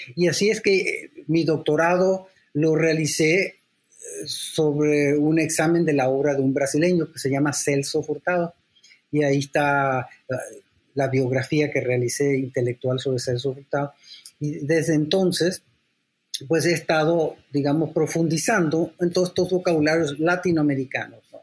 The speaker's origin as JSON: {"language": "Spanish", "region": "San Salvador", "country": "El Salvador", "tie": "born or raised there", "also_born_or_lived": "London, United Kingdom", "moved": "yes", "lives_now": "Mexico", "said": "yo soy también salvadoreño, porque yo nací en San Salvador, pero soy mexicano porque soy hijo de mexicano"}